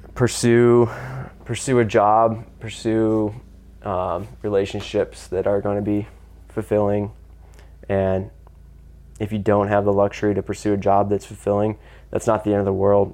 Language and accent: English; United States; I'm American